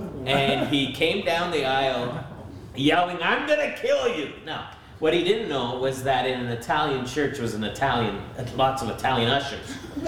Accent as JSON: {"language": "English", "town": "Montreal", "region": "Quebec", "country": "Canada", "tie": "born or raised there", "also_born_or_lived": "Vancouver / Greater Toronto Area", "said": "And so I was born in Montreal, so I've lived in three different cities in our nation, Montreal, Vancouver, and the GTA."}